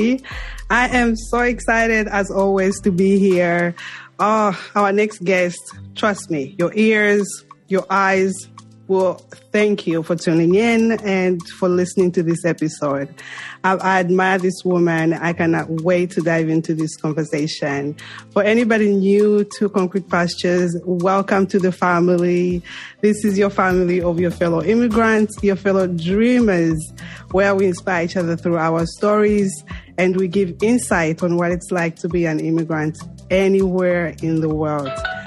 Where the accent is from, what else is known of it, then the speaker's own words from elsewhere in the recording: Mongu, Western Province, Zambia; moved away; I'm from Mongo